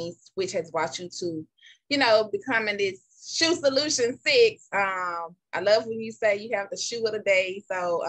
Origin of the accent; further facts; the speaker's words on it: Jackson, Mississippi, United States; now in Atlanta, United States; I was born in Jackson, Mississippi.